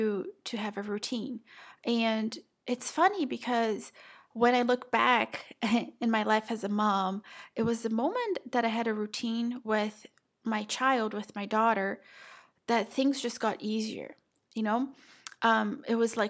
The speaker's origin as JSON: {"language": "English", "country": "Brazil", "moved": "yes", "said": "I'm South American, I'm Brazilian."}